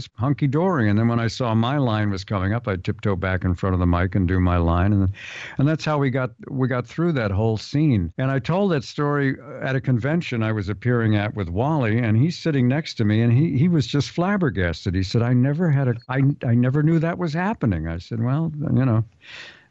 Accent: San Diego, California, United States; I'm from the Ocean Beach section of San Diego

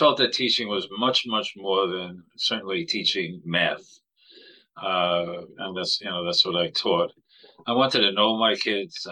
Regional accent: New York City, New York, United States; also born or lived in Buffalo; I'm born and bred in Brooklyn.

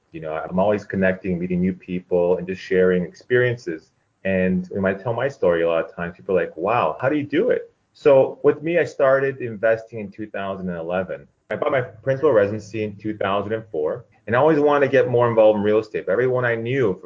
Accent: Toronto, Ontario, Canada; moved away as an adult; now in Orange County, United States; born and raised in Toronto

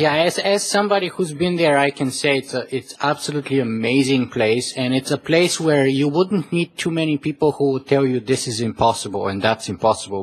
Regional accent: Canada; I am Canadian

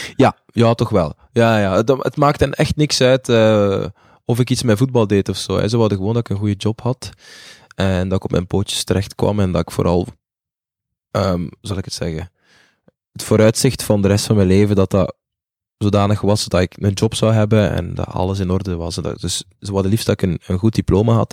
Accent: Zele, Flanders, Belgium; also born or lived in Butare, Rwanda; ik kom uit Zelen in Oost-Vlaanderen.

